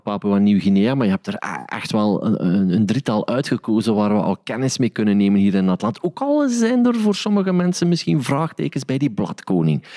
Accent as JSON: {"language": "Dutch", "town": "Sint-Niklaas", "region": "Flanders", "country": "Belgium", "said": "de plaats waar ik vandaan kom, in Sint-Niklaas"}